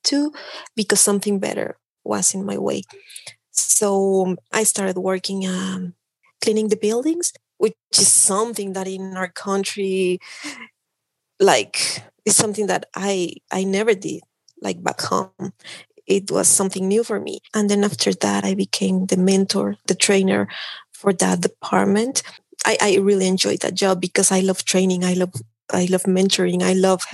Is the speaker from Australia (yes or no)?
no; Mexico City, Mexico; English is a second language; moved away as an adult; also born or lived in Tlaxcala; now in Canada; I'm from Mexico. I was born in Mexico City and I grew up there